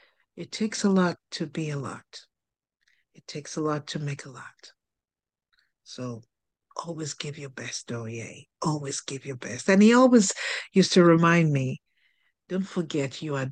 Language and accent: English; Nigeria; I'm from Nigeria